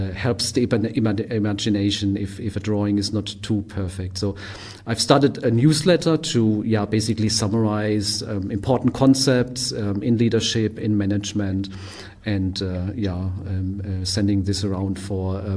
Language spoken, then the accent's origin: English; Germany; also born or lived in Japan / Australia / Berlin; I'm from Germany, but also lived in Japan for a while, in Australia.